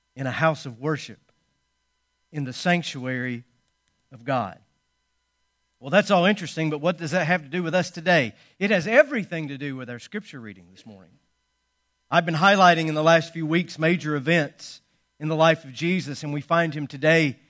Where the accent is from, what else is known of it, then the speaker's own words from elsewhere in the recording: Georgia, United States; my home state